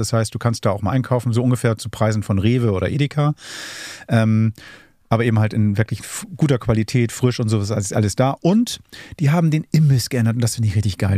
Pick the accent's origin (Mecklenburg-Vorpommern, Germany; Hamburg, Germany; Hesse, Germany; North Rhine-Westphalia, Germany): Hamburg, Germany; ich bin Hamburger